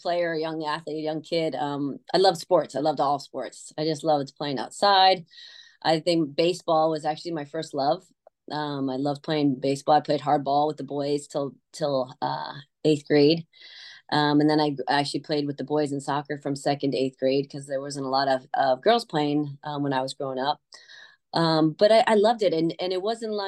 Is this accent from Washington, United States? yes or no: no; Connecticut, United States; moved away; I grew up in Connecticut